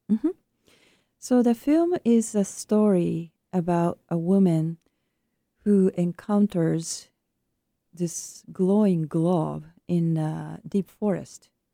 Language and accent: English; Japan; moved away; my home country of Japan